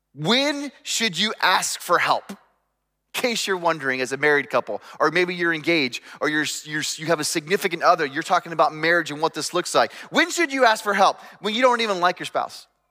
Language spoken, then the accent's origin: English; United States; growing up in America